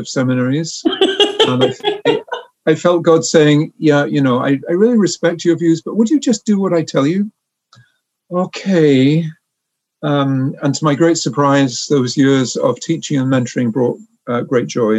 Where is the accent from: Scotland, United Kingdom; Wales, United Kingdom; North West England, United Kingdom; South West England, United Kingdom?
Wales, United Kingdom; North; moved away as an adult; also born or lived in Oxford; now in Canada; I was born in Wales